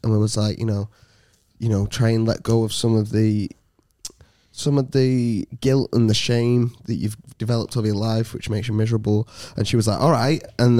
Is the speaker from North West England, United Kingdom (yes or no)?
yes; Salford, North West England, United Kingdom